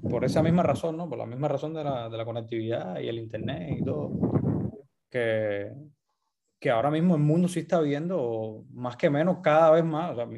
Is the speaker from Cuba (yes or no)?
yes; Cuba; o sea, uno como cubano se piensa que el mundo